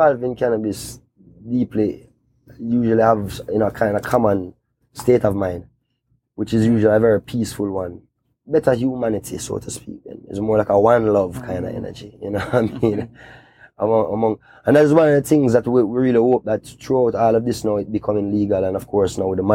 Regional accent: Kingston, Jamaica; I grew up in Kingston

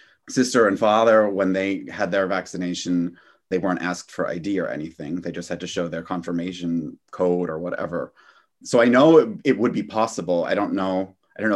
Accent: United States; also born or lived in New Jersey; now in Germany; I'm an American citizen

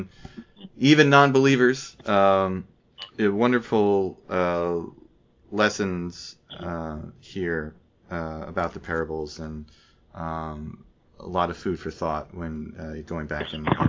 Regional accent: Bradley Beach, New Jersey, United States; also born or lived in Newark, New Jersey; I grew up in down in Bradley Beach

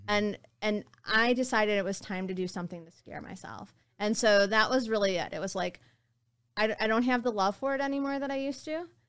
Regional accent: West Bloomfield, Michigan, United States; growing up in West Bloomfield

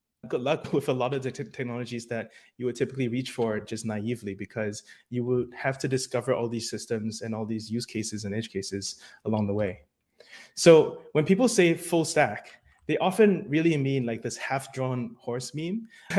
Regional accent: New York, United States; now in Seattle, United States; Hello, React New York. It is my hometown in the US, and I miss everyone back in New York. I am currently based in Seattle

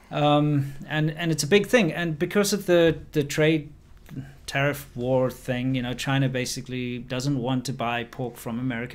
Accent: South Africa; moved away; I'm from South Africa

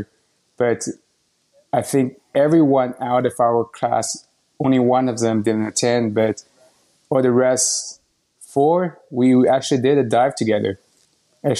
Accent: Shanghai, China; moved away as an adult; also born or lived in United Kingdom / Ann Arbor, Michigan; now in Austin, United States; I was born and raised in China, Shanghai, China. I lived there

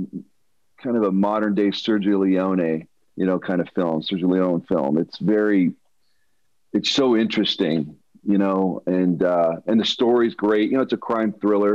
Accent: Denver, Colorado, United States; I grew up in Denver, Colorado

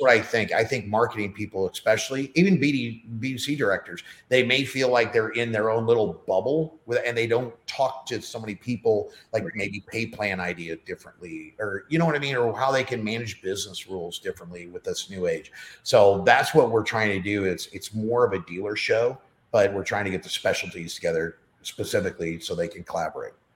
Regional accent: St. Louis, Missouri, United States; moved away as an adult; now in Nashville, United States; I don't want to leave St. Louis. I love, you know, it's just my my hometown.

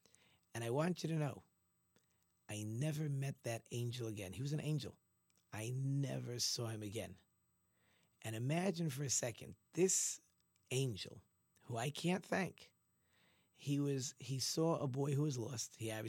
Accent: Ramat Gan, Tel Aviv District, Israel; I grew up in Ramat Gan. We were not religious at all. We were a very irreligious family.

